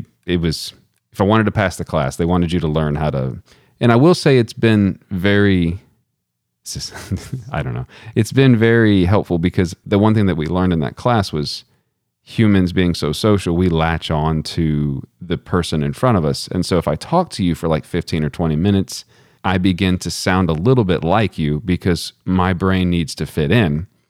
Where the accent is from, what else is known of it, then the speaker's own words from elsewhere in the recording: Texas, United States; accent: Texan; my accent, like the words just come out like I'm from Texas.